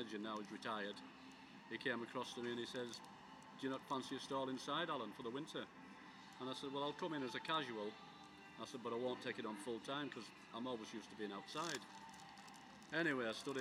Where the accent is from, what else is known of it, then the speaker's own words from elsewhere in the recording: Carlisle, North West England, United Kingdom; also born or lived in Preston; now in Blackpool, United Kingdom; I'm from Carlisle originally.